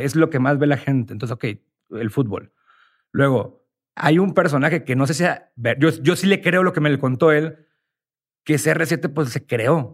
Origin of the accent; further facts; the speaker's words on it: Sinaloa, Mexico; moved away as an adult; also born or lived in Houston, United States / Los Mochis; yo soy de Sinaloa.